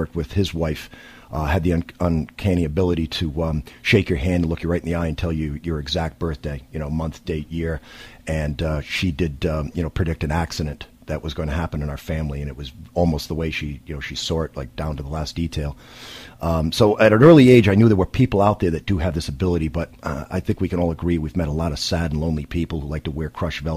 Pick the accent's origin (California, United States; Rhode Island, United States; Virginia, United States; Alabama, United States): Rhode Island, United States; Greenville; my hometown of Greenville